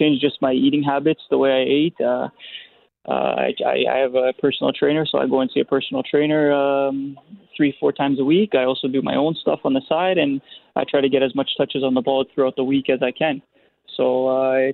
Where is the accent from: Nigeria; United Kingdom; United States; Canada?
Canada; Winnipeg, Manitoba; Winnipeg's my hometown